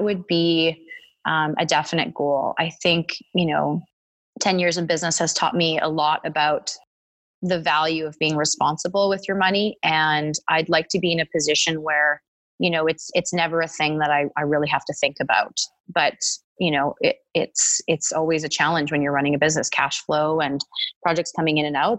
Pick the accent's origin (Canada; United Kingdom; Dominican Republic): Canada; Edmonton, Alberta; now in Calgary, Canada; I grew up in Edmonton and I went to the University of Alberta for 2 years and then came to Calgary to get my degree